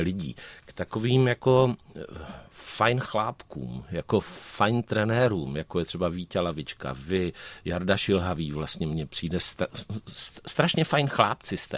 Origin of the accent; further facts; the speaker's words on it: Hustopeče, South Moravian Region, Czechia; also born or lived in Hodonín; já jsem celý život vyrůstal v Hustopečích u Brna, ale narodil jsem se v Hodoníně